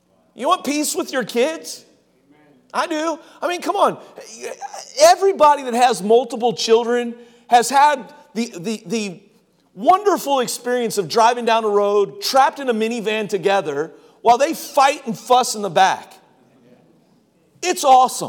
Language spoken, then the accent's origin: English; Cincinnati, Ohio, United States; I grew up in Cincinnati